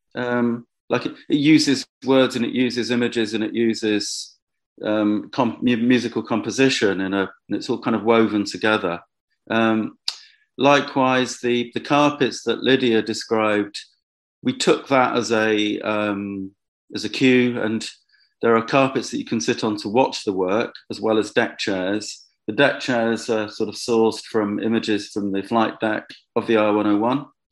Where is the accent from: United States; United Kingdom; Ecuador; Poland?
United Kingdom; Bedford, East of England; the first time I'd made work in Bedford, my, my hometown